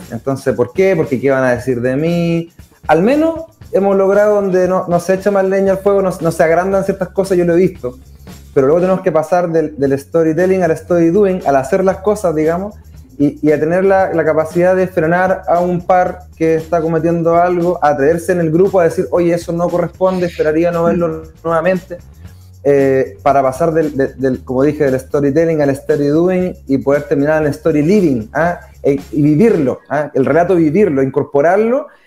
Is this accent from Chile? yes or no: yes; Chillán, Ñuble, Chile; soy de Chillán